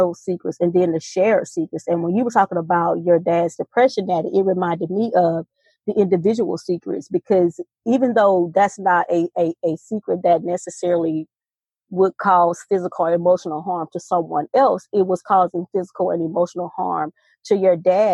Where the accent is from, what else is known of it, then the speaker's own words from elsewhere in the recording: the South, United States; growing up in the South and growing up as in a Christian community